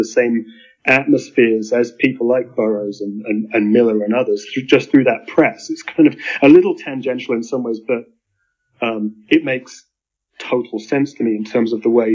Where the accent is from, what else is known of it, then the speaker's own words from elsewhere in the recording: Stroud, South West England, United Kingdom; now in New Mexico, United States; I was born in Stroud in the west of England. I live in New Mexico now.